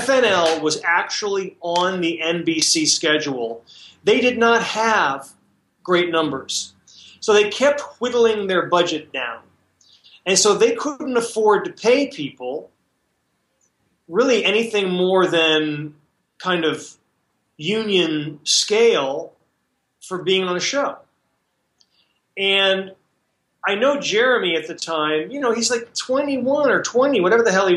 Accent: Chicago, Illinois, United States; now in California, United States; I'm originally from Chicago

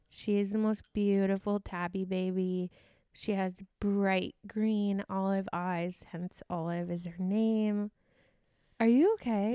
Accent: Sioux Falls, South Dakota, United States; moved away as an adult; also born or lived in Iowa; now in Minnesota, United States; I was born in Iowa. My parents moved to Sioux Falls, South Dakota

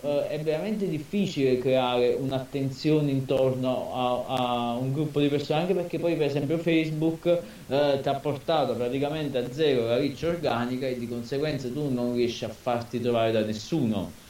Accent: Anacapri, Campania, Italy; io è vero che sono di Capri

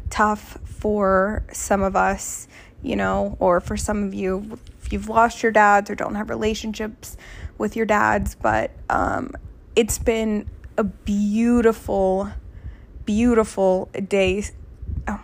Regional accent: Sugar Land, Texas, United States; I grew up in Texas in Sugar Land

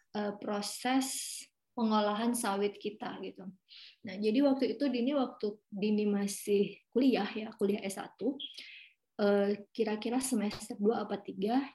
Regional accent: Duri, Riau, Indonesia; moved away as an adult; also born or lived in Pekanbaru, Indonesia; now in New York, United States; aku asli Riau. Ya, jadi uh, Eh, aku tuh sekarang tinggalnya di Pekanbaru yang merupakan itu kan uh, kabu apa sih namanya ibu kotanya Riau ya. Tapi sebenarnya aku lahirnya itu di Duri

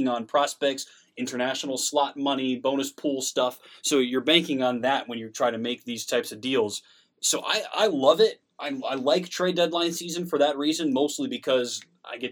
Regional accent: Raleigh, North Carolina, United States; my hometown in Raleigh

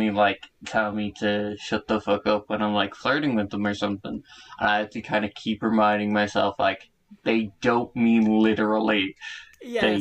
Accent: Ireland; accent: Irish; now I project a lot of like my Irish accent and whatnot, but if you talk to any Irish person, I don't have an accent. And I'm what my mother would say Americanized because of the oh, colloquialism terms I use and whatnot.

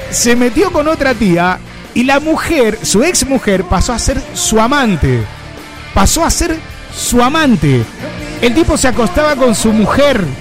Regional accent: Mar del Plata, Buenos Aires Province, Argentina; Soy argentino de Mar del Plata y le quiero mandar saludos a todos los marplatenses.

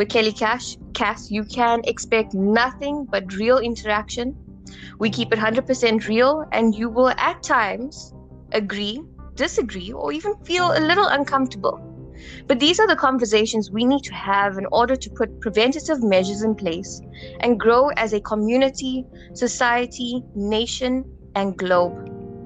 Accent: South Africa; I am a South African

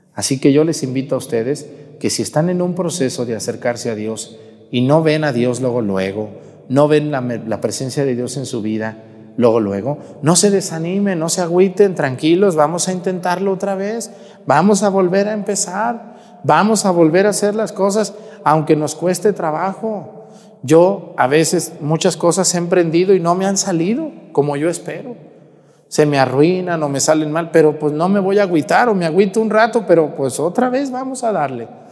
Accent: Mexticacán, Jalisco, Mexico; moved away; mi pueblo allá en Mesticacán

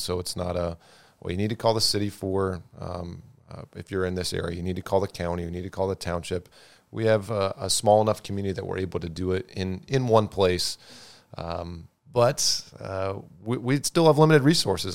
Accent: Marysville, Ohio, United States; also born or lived in Chicago; now in Bellefontaine, United States; I grew up in Marysville, just down the road from, from Bell Fountain

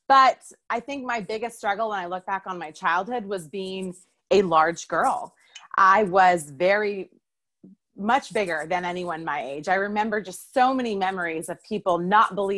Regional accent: Oregon, United States; I grew up in Oregon.

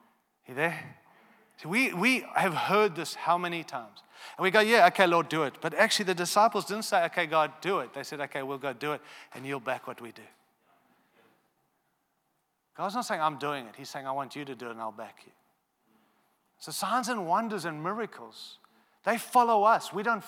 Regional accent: Australia; but I am an Australian too, so I am silly

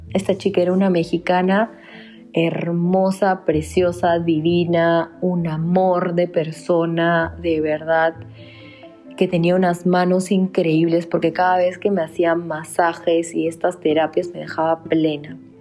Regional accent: Peru; moved away; yo le digo, de Perú

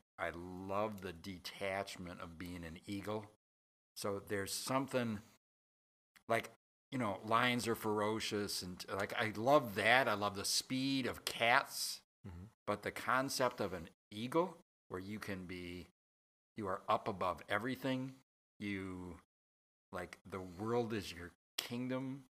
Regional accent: Berkeley, Michigan, United States; I'm not from New York. I'm from Berkeley, Michigan, 45 minutes northeast of here.

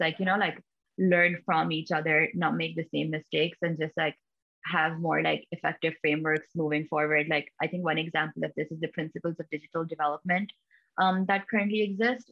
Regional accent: Pakistan; now in United States; I'm originally from Pakistan, but currently based in the US

